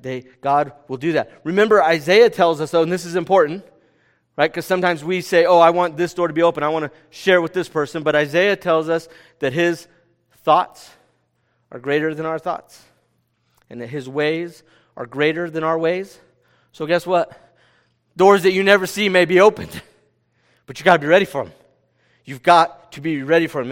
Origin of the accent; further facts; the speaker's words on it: California, United States; "Where are you from?" And we said, "California."